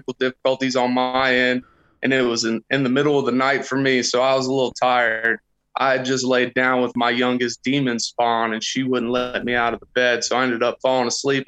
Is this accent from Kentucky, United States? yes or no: yes; just south of Cincinnati, Ohio, Kentucky, United States; I grew up just south of Cincinnati, Ohio